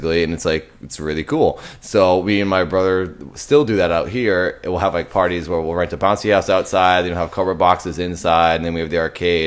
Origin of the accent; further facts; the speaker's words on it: Massachusetts, United States; We're from Massachusetts